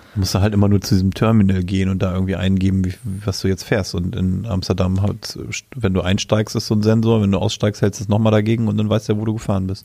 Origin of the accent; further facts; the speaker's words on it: Germany; weil ich ja auch in Deutschland geboren bin